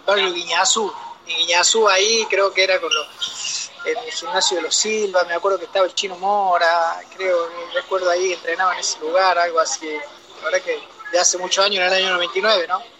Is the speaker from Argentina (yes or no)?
yes; Córdoba, Argentina; moved away; me crié en Córdoba, Córdoba, viví en Córdoba muchos años, del año 87 al, al 2000, hice mi primaria, mi secundaria